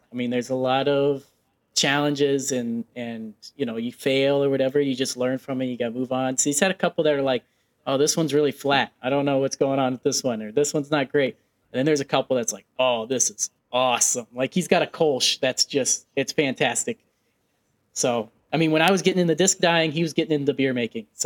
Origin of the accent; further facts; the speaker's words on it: Nebraska, United States; Oh man, I love seafood, and I'm from Nebraska, so it's it's a struggle.